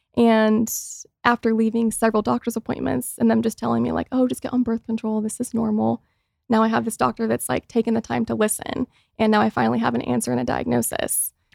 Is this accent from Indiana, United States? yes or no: yes; Mooresville, Indiana, United States; moved away as an adult; also born or lived in Los Angeles; now in Indiana, United States; growing up in Mooresville, Indiana, which is a super small town